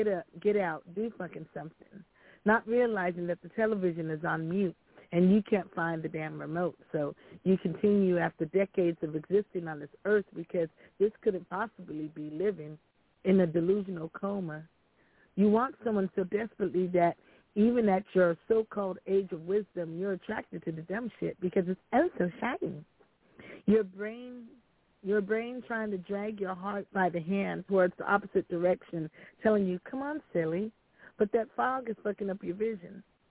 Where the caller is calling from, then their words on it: California, United States; I'm calling from California.